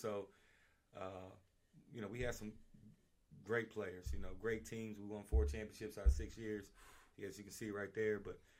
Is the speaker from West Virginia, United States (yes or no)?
yes; Harlem Heights, West Virginia, United States; also born or lived in Oak Hill, West Virginia / Tennessee; So, I'm from Oak Hill, West Virginia, born and raised in a town outside of Oak Hill, Harlem Heights, West Virginia. So, born and raised in Harlem Heights, grew up, went to Oak Hill High School.